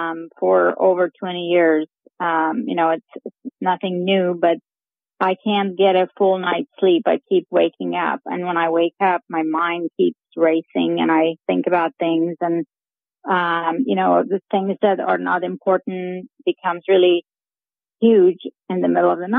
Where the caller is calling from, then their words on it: Tulsa, Oklahoma, United States; I'm calling from Tulsa, Oklahoma.